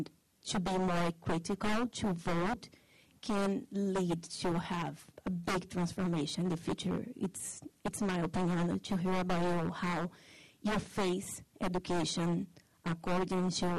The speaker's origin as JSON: {"language": "English", "country": "Brazil", "moved": "yes", "said": "I'm from Brazil."}